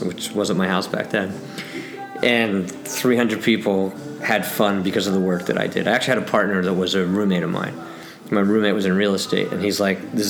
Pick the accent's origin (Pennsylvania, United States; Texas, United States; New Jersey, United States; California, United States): Pennsylvania, United States; Philadelphia; moved away as an adult; now in Malibu, United States; Originally I'm actually from the East Coast. I was born in Philadelphia.